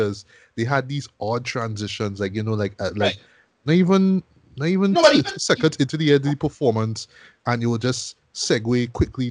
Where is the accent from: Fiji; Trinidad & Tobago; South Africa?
Trinidad & Tobago; Arima; my hometown of Arima